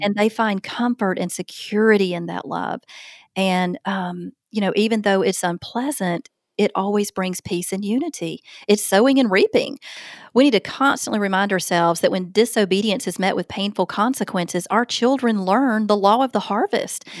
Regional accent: Opelika, Alabama, United States; my hometown of Opelika, Alabama

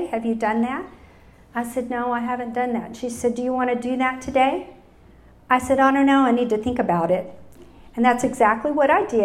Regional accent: Utopia, Texas, United States; also born or lived in Dallas, Texas; I was born in 1959 in Dallas, Texas. And I have to say, my first memories of God were when I was six years old and lived in Utopia, Texas. When, so when I say I'm an ordinary hill country girl

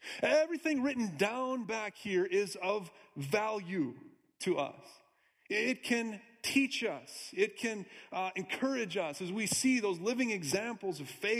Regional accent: Minnesota, United States; also born or lived in Iowa / Wisconsin; I'm actually from Minnesota, too. Midwest guy, Iowa, too. Born in Wisconsin.

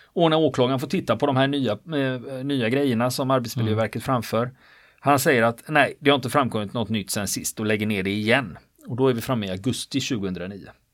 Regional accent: Gothenburg, Västra Götaland, Sweden; jag är ju göteborgare

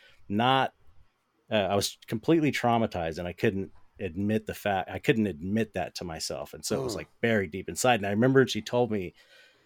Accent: Los Angeles, California, United States; I grew up in San Pedro

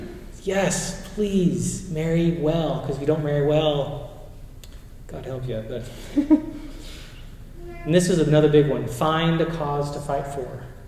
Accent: Chile; moved away; I grew up in Chile

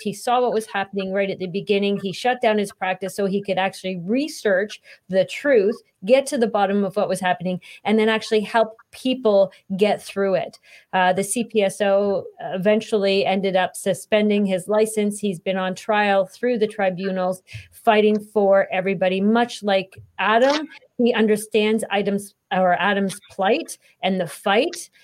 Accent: Canada; as Canadians

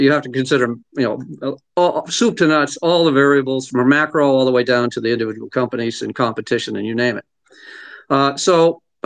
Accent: Lowell, Massachusetts, United States; I grew up in Lowell, Massachusetts

